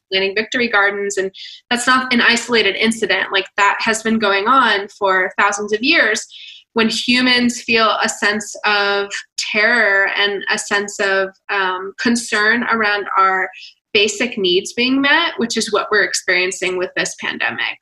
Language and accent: English; Atlanta, Georgia, United States; I'm from Atlanta. So like, I get the whole South vibe.